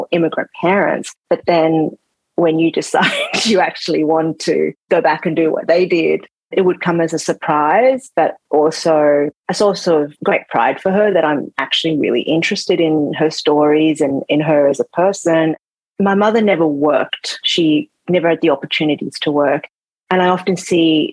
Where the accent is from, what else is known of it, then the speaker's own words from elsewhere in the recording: Sydney, New South Wales, Australia; moved away as an adult; now in New York, United States; Growing up in Sydney in the 80s was pretty rough when you weren't white